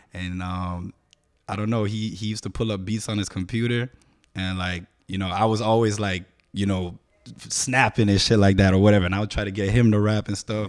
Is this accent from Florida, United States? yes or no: yes; Miami, Florida, United States; born and raised in the Dade, Mass, South Dade, Miami